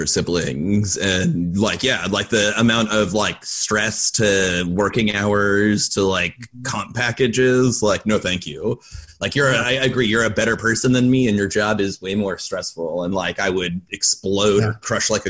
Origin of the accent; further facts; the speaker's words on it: Orange County, California, United States; also born or lived in Los Angeles; I'm from Orange County too, so I have family here